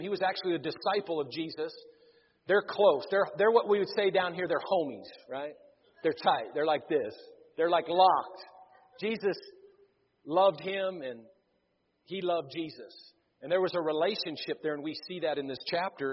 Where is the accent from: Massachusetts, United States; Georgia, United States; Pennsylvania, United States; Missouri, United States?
Missouri, United States; I'm from Missouri